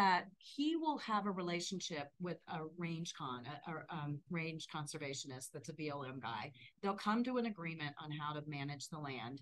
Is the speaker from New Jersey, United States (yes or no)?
no; Ohio, United States; moved away as an adult; also born or lived in the American West; I grew up in Ohio and then moved to I moved out west when I was 18.